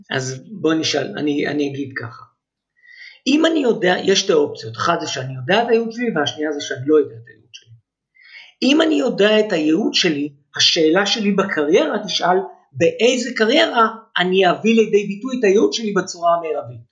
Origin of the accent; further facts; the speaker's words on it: Ness Ziona, Central District, Israel; also born or lived in Holon / Rishon LeZion / Herzliya Gymnasium, Tel Aviv; אני גדלתי בנס ציונה, זאת אומרת, נולדתי בחולון, עברנו לראשון, עברנו לנס ציונה